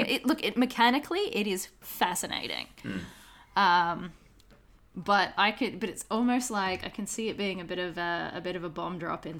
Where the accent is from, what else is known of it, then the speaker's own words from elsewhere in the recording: Brisbane, Queensland, Australia; moved away as an adult; now in Melbourne, Australia; A bunch of us up in Brisbane, so in my hometown